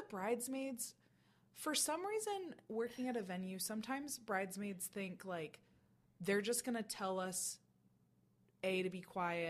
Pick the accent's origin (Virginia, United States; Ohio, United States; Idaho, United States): Ohio, United States; Oberlin; He went to college in Oberlin. I bet he remembers you. Which is my hometown